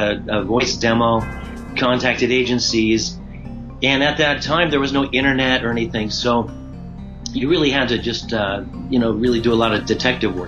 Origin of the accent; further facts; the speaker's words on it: Santa Cruz, California, United States; moved away as an adult; also born or lived in Santa Barbara, California; now in Japan; I'm from California originally. I'm from Santa Cruz, and then went to University of Santa Barbara, so mostly Central Coast